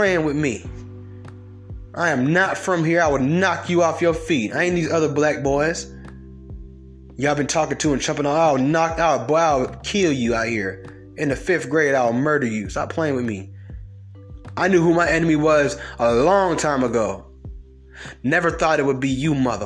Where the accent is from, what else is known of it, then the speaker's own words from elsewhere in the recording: Georgia, United States; I'm from Georgia